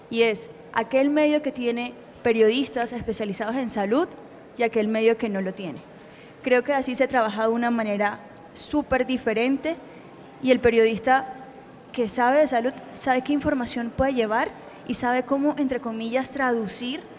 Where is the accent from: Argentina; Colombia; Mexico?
Colombia; Barranquilla, Atlántico; soy periodista científica barranquillera.